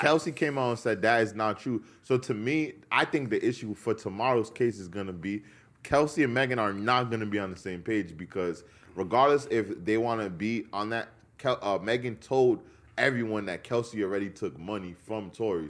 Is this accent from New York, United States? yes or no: yes; New York, United States; being a New Yorker